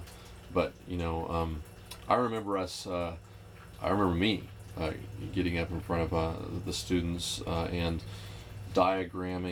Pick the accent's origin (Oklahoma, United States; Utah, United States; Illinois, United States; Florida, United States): Oklahoma, United States; Oklahoma City; moved away as an adult; also born or lived in East Texas; I was raised in Oklahoma City